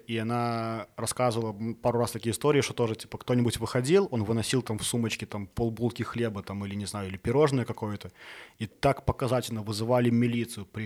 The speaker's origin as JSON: {"language": "Russian", "town": "Smarhon", "region": "Grodno Region", "country": "Belarus", "tie": "born or raised there", "moved": "yes", "lives_now": "Minsk, Belarus", "said": "я, я родом из Сморгони."}